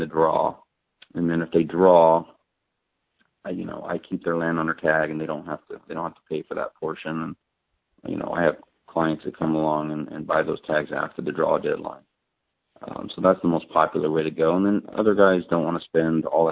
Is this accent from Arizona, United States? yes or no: yes; Arizona, United States; I'm an Arizona resident, I'm from Arizona